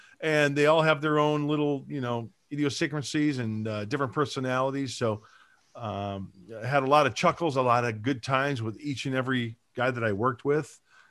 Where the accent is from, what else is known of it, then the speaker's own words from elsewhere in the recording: Joliet, Illinois, United States; moved away as an adult; also born or lived in Aurora, Illinois; now in San Diego, United States; I was born in Aurora, Illinois. My mom and dad moved to Joliet when I was a year old, lived there till I was like 23.